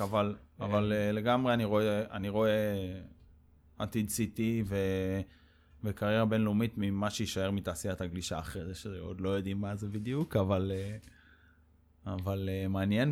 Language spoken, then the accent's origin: Hebrew; Mikhmoret, Central District, Israel; also born or lived in France; גדלתי במכמורת